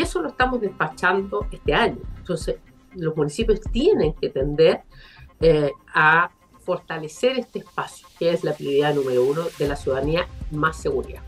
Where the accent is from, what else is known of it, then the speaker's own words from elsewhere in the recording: Concepción, Biobío, Chile; quienes somos de Concepción, eh, de Bio, Bio